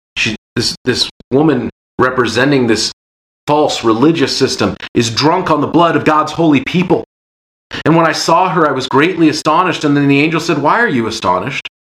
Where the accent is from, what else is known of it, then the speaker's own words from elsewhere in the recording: Seattle, Washington, United States; growing up in Seattle, just a happenstance of when I was born and where I was born